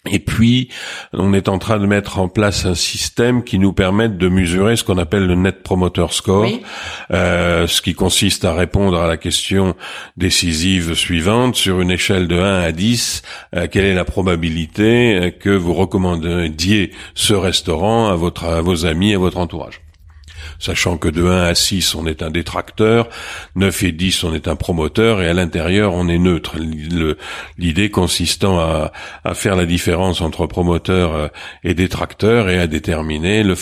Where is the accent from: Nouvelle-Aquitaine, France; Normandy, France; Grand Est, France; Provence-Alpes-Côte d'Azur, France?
Provence-Alpes-Côte d'Azur, France; Marseille; accent: Marseillais; also born or lived in Suresnes